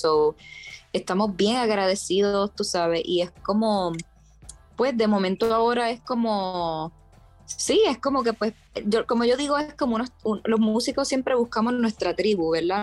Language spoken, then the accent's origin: Spanish; Puerto Rico; moved away as an adult; also born or lived in New York; … y yo ambos somos puertorriqueños criados en la isla